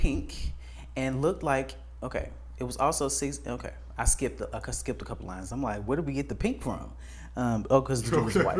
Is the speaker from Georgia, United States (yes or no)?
yes; Atlanta, Georgia, United States; I'm from Atlanta, and I'm Mexican, and I'm also 20.